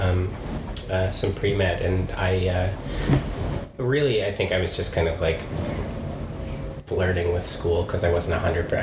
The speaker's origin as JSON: {"language": "English", "country": "United States", "tie": "born or raised there", "also_born_or_lived": "California / Utah / Horsham, West Sussex", "moved": "yes", "lives_now": "London, United Kingdom", "said": "I grew up in California and in Utah"}